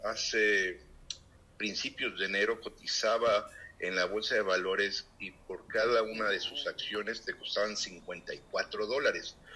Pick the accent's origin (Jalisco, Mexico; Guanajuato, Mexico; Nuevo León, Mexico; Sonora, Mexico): Nuevo León, Mexico; Monterrey; a la ciudad de Monterrey, que es pues, mi ciudad natal.